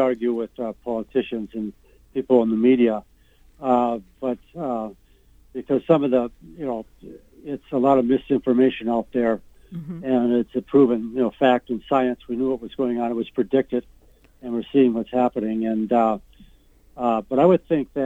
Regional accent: Minneapolis, Minnesota, United States; moved away as an adult; now in Ely, United States; I'm from Minneapolis originally

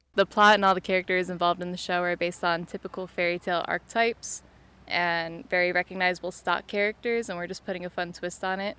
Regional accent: Toledo, Ohio, United States; I'm from Toledo, Ohio

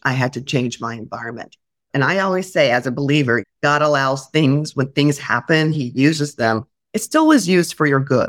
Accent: Indianapolis, Indiana, United States; moved away; also born or lived in Oklahoma City / Worcester, Massachusetts / Grand Rapids, Michigan; I went to Indianapolis, my hometown

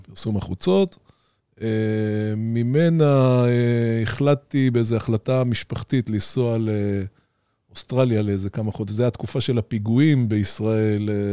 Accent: Ramat Gan, Tel Aviv District, Israel; גדלתי במרכז רמת גן

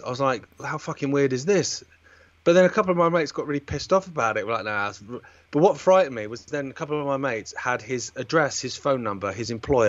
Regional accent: Isle of Wight, South East England, United Kingdom; moved away; I grew up on the Isle of Wight.

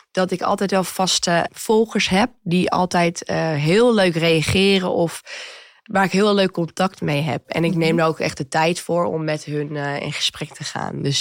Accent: Zwolle, Overijssel, Netherlands; moved away as an adult; also born or lived in Amsterdam / Amstelveen; now in Huizen, Netherlands; Oh ik kom uit Zwolle, toen ben ik naar Amsterdam gegaan.

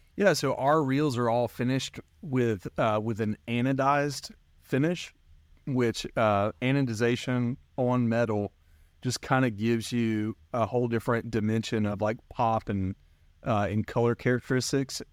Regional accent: North Alabama, United States; I grew up in North Alabama

